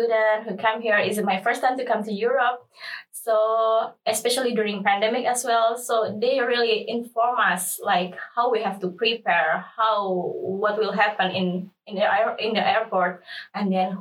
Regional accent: Indonesia; moved away as an adult; now in Lund, Sweden; I'm from Indonesia and currently pursuing master degree in food technology and nutrition.

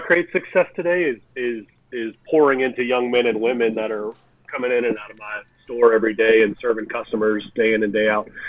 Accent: Lafayette, Louisiana, United States; living in Louisiana, back in my hometown of Lafayette, Louisiana

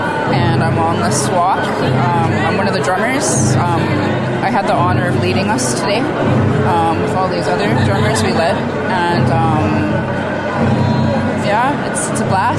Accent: Alberta, Canada; now in Tofino, Canada; I'm from Alberta

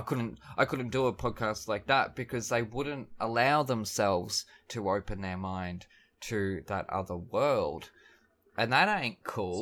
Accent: Melbourne, Victoria, Australia; I'm from Melbourne.

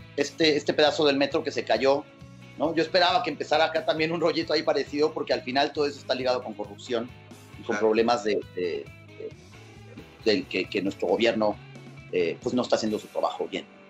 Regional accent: Cali, Valle del Cauca, Colombia; now in Mexico; yo nací, yo nací en Cali, Colombia

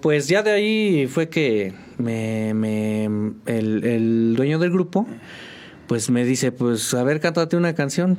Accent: State of Mexico, Mexico; moved away as an adult; now in San Juan del Río, Mexico; yo vengo del Estado de México. Este, viví pues prácticamente toda mi vida allá.

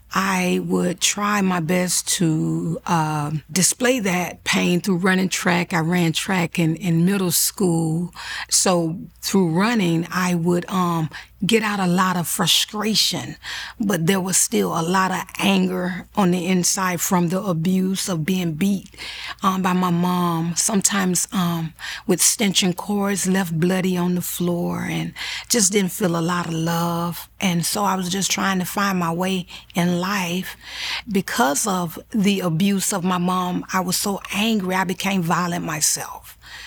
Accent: Florida, United States; I'm a mother of 3 children, born and raised in Florida. I reside now in Fort Lauderdale, Florida

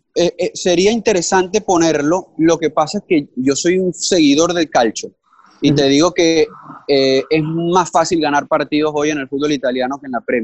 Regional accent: Venezuela; vengo de Venezuela

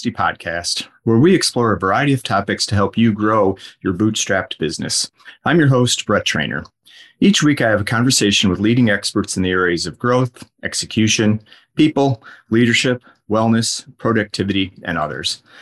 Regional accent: Toronto, Ontario, Canada; now in Sydney, Australia; Yeah, I'm born and bred Toronto, right.

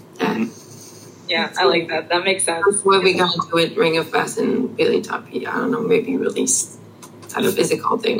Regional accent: Canada; English is a second language; we're French Canadian, but we've been raised on um, uh, not American, but English as a language

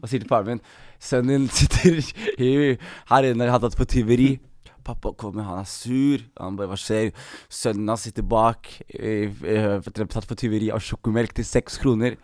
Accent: Skien, Telemark, Norway; also born or lived in Oslo; Jeg er født i Skien, ass. Født i Norge

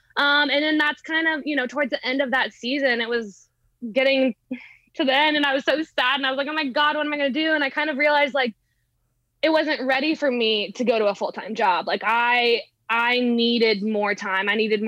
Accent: Kansas City, United States; Like I've never moved out of my hometown, like Kansas City Chiefs.

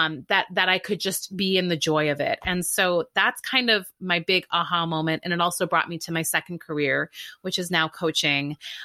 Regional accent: Canada; And so I grew up in Canada, went to a great school undergrad, and there I was kind of like a big fish in a little pond.

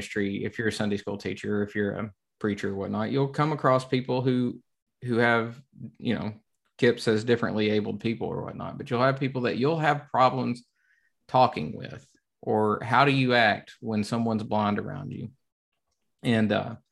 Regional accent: the South, United States; I'm from the South.

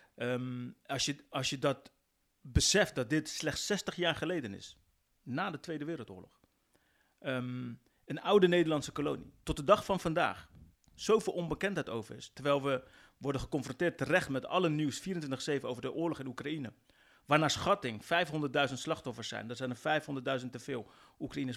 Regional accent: West Papua, Indonesia

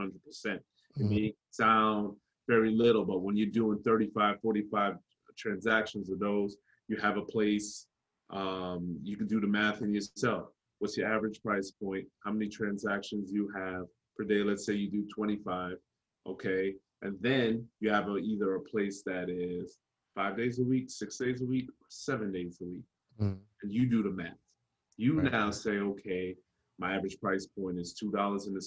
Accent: New York, United States; also born or lived in Jamaica; when I grew up in New York, my father, my grandfather, my uncle owned construction

